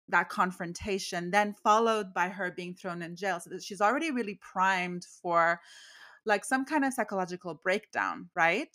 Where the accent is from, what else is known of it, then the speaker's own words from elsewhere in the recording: Canada; I grew up, like, in the eighties, and even though I'm Canadian, I'm totally, like, I was raised on American culture